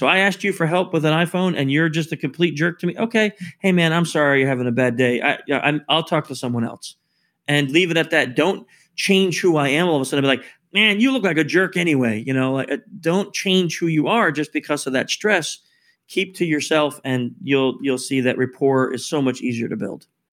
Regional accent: New York, United States; I'm actually born in New York, so we're both from New York

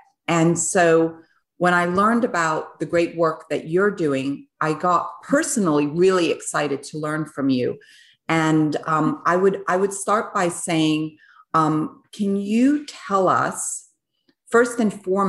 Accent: Switzerland; I was born in Switzerland, and I was born on a biodynamic farm.

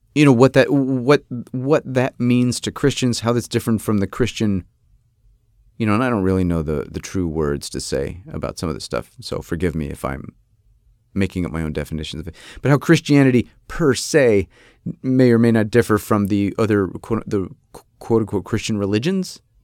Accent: Rochester, New York, United States; moved away; I'm from Rochester, New York

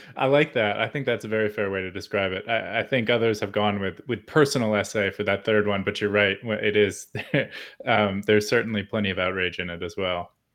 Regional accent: United States; our history, our past flatters us almost as a kind of birthright being an American

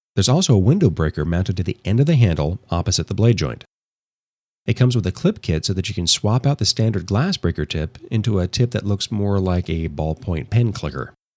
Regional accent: Los Angeles, California, United States; my hometown of Los Angeles

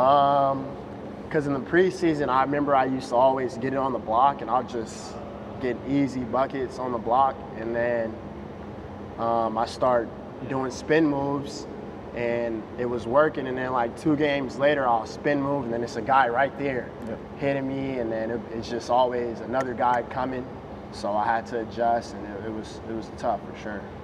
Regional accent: Las Vegas, Nevada, United States; I'm from Vegas

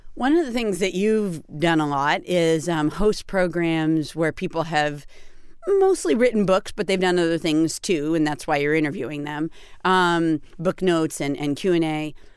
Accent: Peterborough, New Hampshire, United States; I was born in Peterborough, New Hampshire

